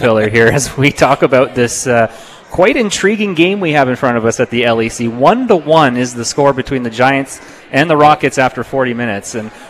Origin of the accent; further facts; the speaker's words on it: Hamilton, Ontario, Canada; now in Vancouver, Canada; So there's a team in my hometown in Hamilton